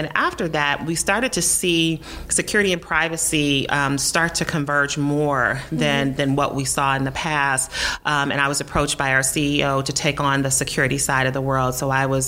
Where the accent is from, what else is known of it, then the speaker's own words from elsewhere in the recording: Detroit, Michigan, United States; I landed back in my hometown of Detroit, Michigan